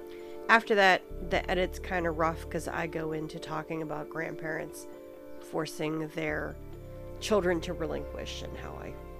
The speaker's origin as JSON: {"language": "English", "town": "Pittsburgh", "region": "Pennsylvania", "country": "United States", "tie": "born there", "said": "I was born in Pittsburgh."}